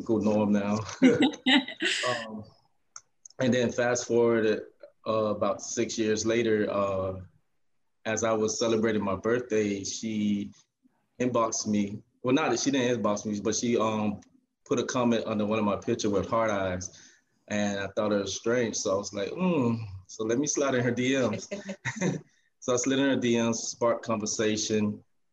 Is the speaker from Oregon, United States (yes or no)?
no; Miami, Florida, United States; also born or lived in Würzburg, Germany; I was born in Würzburg, Germany. My father was in the military. Right after getting out of the military, we came to Miami. So I was raised here